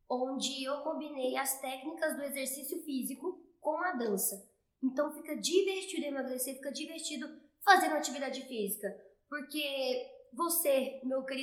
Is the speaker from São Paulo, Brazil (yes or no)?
no; interior of Goiás, Brazil; also born or lived in Anápolis; eu sou de Goiás, pra quem não sabe